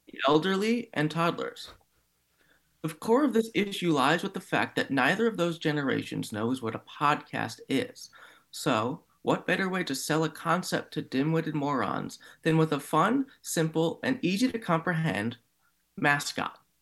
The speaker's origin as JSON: {"language": "English", "town": "Cleveland", "region": "Ohio", "country": "United States", "tie": "born or raised there", "said": "my hometown, the Guardians"}